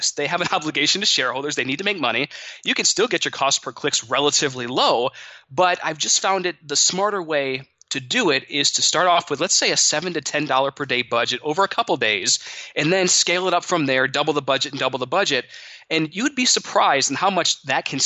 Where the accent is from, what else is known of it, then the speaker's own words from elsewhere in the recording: Monroe, Michigan, United States; I grew up in Monroe, Michigan